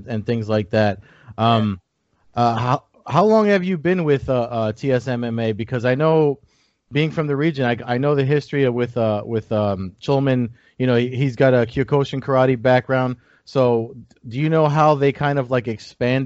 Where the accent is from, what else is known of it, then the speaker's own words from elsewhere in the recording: New Jersey, United States; I'm from New Jersey